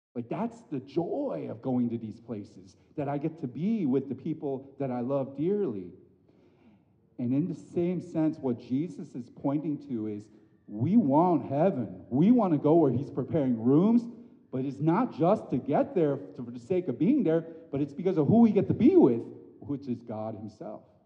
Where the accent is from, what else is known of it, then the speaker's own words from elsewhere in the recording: United States; an Asian American growing up in this country, born and bred